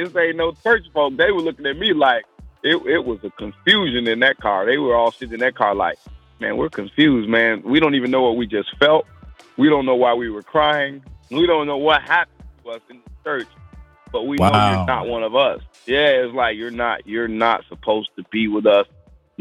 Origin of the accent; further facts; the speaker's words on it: Maywood, Illinois, United States; also born or lived in Mount Carmel, Illinois; I'm actually from Maywood, Illinois. It's west side suburb of Chicago, Illinois.